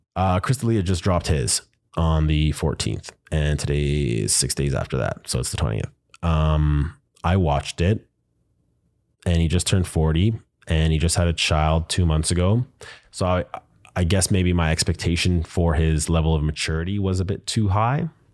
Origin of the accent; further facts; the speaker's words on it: Winnipeg, Manitoba, Canada; I am from Manitoba, Winnipeg to be specific